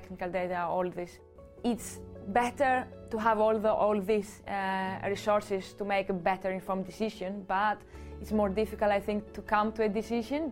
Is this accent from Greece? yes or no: yes; Greece; moved away as an adult; also born or lived in Athens, Greece / Cardiff, United Kingdom / Swansea, United Kingdom; now in Norwich, United Kingdom; I am from Greece originally